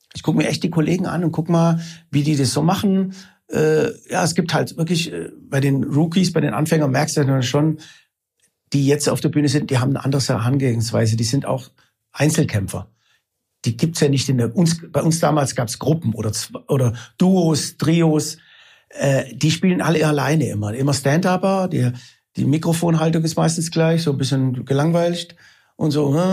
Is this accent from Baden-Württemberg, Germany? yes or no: yes; Isny, Baden-Württemberg, Germany; moved away as an adult; Ich komme aus Isny im Allgäu, war da 18 Jahre lang und bin also quasi halb Schwabe und halb Italiener